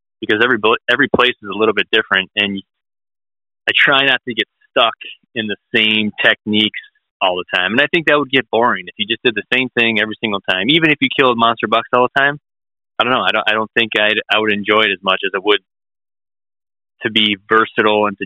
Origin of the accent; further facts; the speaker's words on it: Wisconsin, United States; growing up in Wisconsin